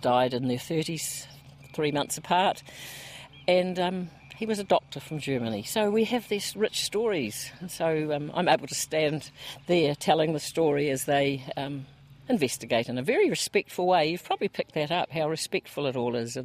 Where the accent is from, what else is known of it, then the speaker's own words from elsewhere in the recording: Milton, Otago, New Zealand; I was born in Milton